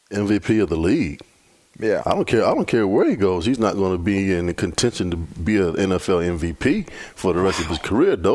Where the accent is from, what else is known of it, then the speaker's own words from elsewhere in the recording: Virginia Beach, Virginia, United States; I grew up in Virginia Beach, Virginia.